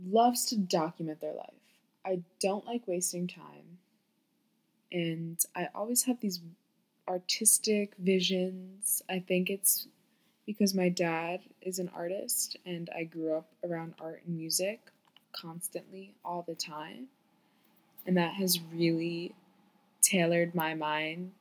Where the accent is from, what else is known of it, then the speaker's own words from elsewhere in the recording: Florida, United States; moved away as an adult; also born or lived in New York; now in New York City, United States; I was born in New York, but I grew up in Florida